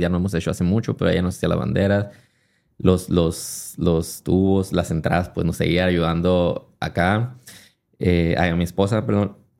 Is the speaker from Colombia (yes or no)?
no; Hermosillo, Sonora, Mexico; soy de yo, de la Normosillo, que no sé, pero es un barrio muy futbolero